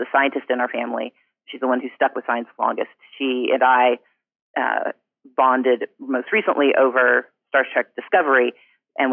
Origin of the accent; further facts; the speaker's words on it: Gulfport, Mississippi, United States; we grew up in Gulfport, Mississippi, where you had, for most of my childhood, two